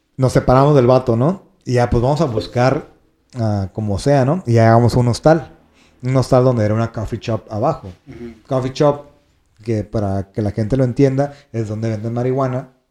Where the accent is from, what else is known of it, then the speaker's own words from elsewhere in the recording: northern Mexico, Mexico; somos, este, norteños